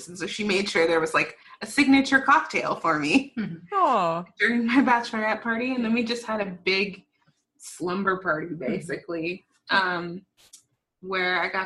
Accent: Georgia, United States; I'm from Georgia

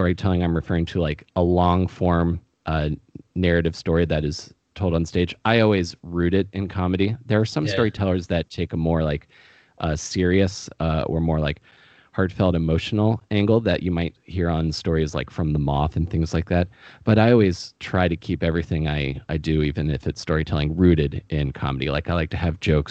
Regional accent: Maryland, United States; I grew up in Maryland

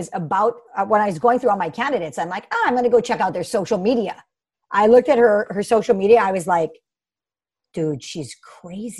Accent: Hawaii, United States; also born or lived in Bay Area, California; I'm born and raised in Hawaii and have been here my entire life.

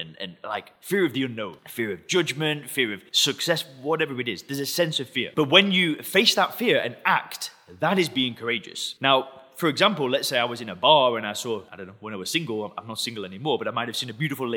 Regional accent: England, United Kingdom; I'm English

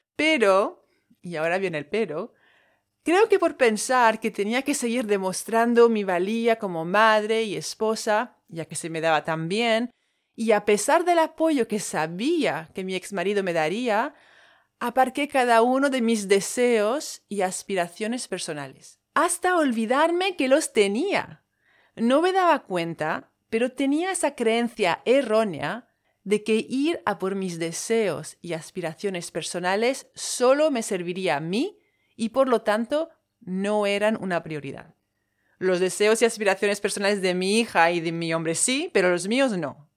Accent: French Polynesia; Spanish is a second language; moved away; Soy de Tahití, de ahí el acento. Tahití está en Polinesia francesa

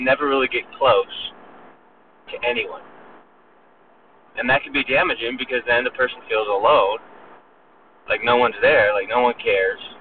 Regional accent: Northern California, United States; now in Mobile, United States; I grew up in Northern California

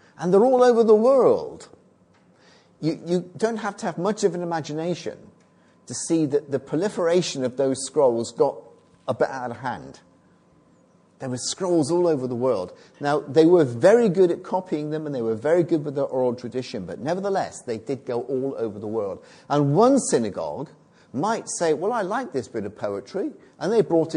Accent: Bristol, South West England, United Kingdom; accent: Bristol; my Bristol accent

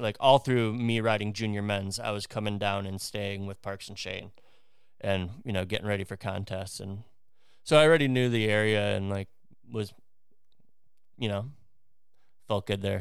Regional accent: Twin Lakes, Wisconsin, United States; now in Orlando, United States; I grew up in Twin Lakes, Wisconsin, which is, uh, right in between Chicago and Milwaukee, next to Lake Geneva

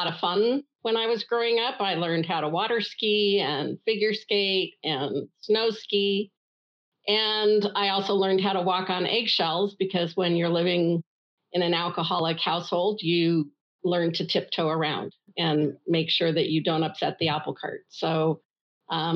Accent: Denver, Colorado, United States; I was born in Denver, Colorado, in the U.S., 65 years ago

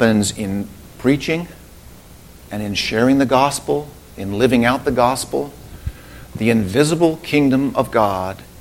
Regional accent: United States; I'm an American

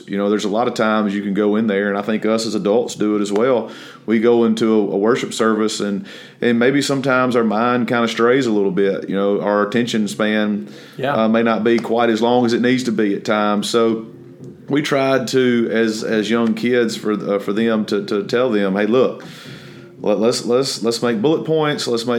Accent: Amory, Mississippi, United States; moved away; I'm from Amory, Mississippi, which is a little small town in northeastern part of the state.

